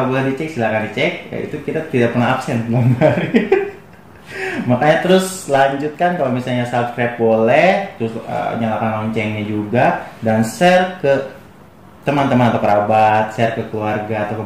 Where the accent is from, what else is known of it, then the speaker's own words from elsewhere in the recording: West Java, Indonesia; uh, kita orang Sunda kita tuh harus seperti orang Sunda gitu kita tuh harus diem selalu di daerahnya gitu kan